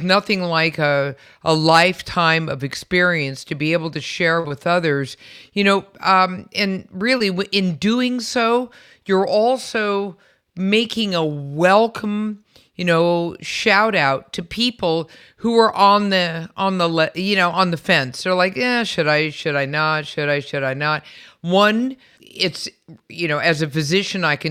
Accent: San Francisco, California, United States; I was also born and raised in San Francisco

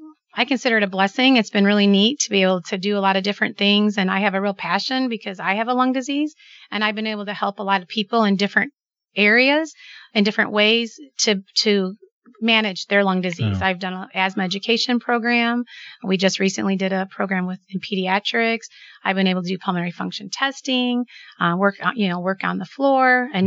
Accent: Manteno, Illinois, United States; Where I'm from Manteno. So the area. I've lived there my whole life and still live there.

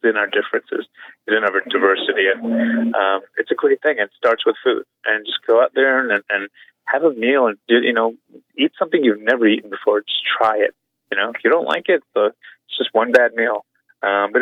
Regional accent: New York City, New York, United States; moved away as an adult; now in Louisville, United States; I grew up as a Korean American and in Brooklyn

